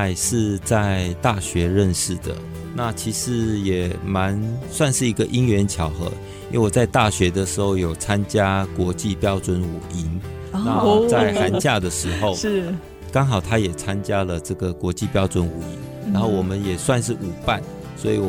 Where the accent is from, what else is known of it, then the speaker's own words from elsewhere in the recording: Malaysia; 是我爸爸算是第二代在马来西亚出生的第一代华人。我爷爷是从呃大陆从广东省过来的，